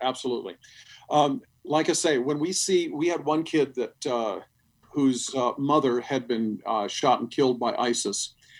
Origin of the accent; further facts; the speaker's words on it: Sri Lanka; When I was a little boy, my parents were missionaries in Sri Lanka. And when I was raised in Sri Lanka, we had death squads come to the house.